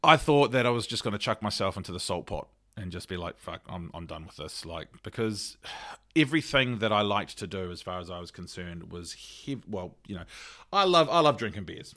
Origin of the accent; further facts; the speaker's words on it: Auckland, New Zealand; I grew up in Ranui, so Ranui Medical was my, was my G P